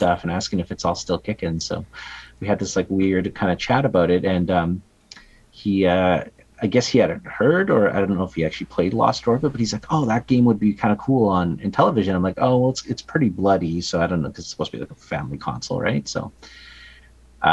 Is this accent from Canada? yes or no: yes; Canada